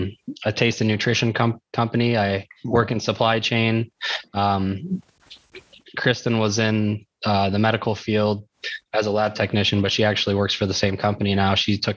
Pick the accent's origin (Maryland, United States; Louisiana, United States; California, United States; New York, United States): New York, United States; South New Berlin; No, I'm from I grew up in South New Berlin, and it's very small. It's smaller than Fayette. Really rural, but I mean, there's a lot more amenities closer.